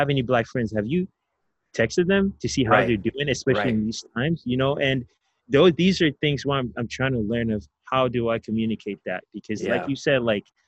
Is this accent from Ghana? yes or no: yes; Ghana; accent: African; now in North America; I come from growing up in Ghana, I come from Africa.